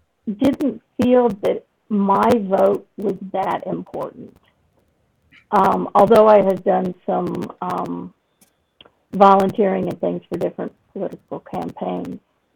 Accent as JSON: {"language": "English", "country": "United Kingdom", "moved": "yes", "lives_now": "United States", "said": "though you can't tell by my accent, I've lived in the States well over four decades. I'm originally a citizen of Great Britain."}